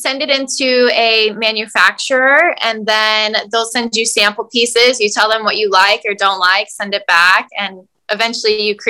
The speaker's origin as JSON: {"language": "English", "region": "Florida", "country": "United States", "tie": "born or raised there", "also_born_or_lived": "Miami / New York", "moved": "yes", "lives_now": "Los Angeles, United States", "said": "I grew up in Florida, but I was living in New York before I moved to LA. So I've just kind of hopped around from city to city, Miami, New York, now LA."}